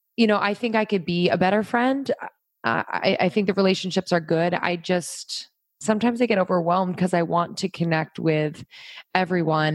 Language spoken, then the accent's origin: English; Pennsylvania, United States; also born or lived in New York; now in Los Angeles, United States; I grew up in Pennsylvania